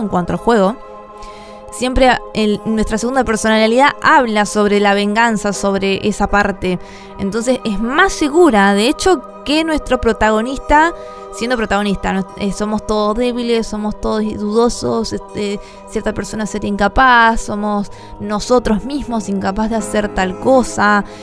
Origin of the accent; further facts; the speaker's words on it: La Plata, Buenos Aires Province, Argentina; Soy de Argentina, La Plata.